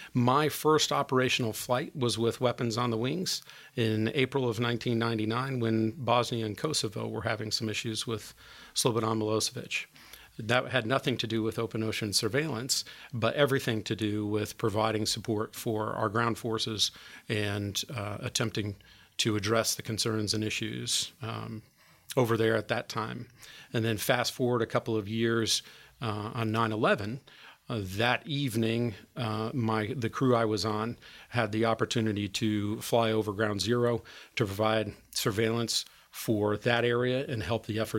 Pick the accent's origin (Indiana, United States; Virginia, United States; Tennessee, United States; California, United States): Indiana, United States; Perry Township; I grew up down in Perry Township